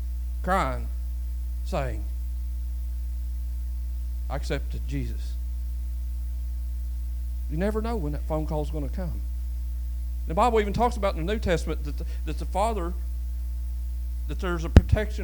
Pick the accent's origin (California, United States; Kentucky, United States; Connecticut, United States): Kentucky, United States; Lewis County, eastern; it's a little poor place down there in eastern Kentucky